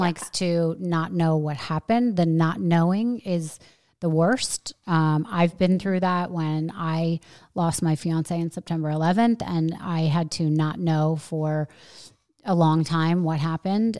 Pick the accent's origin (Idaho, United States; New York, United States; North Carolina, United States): New York, United States; moved away as an adult; now in Florida, United States; I'm really a New Yorker